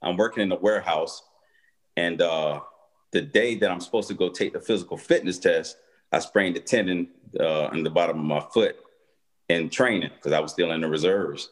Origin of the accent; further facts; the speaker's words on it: Tampa, Florida, United States; also born or lived in Camp Lejeune, North Carolina; I grew up in East Tampa, in the projects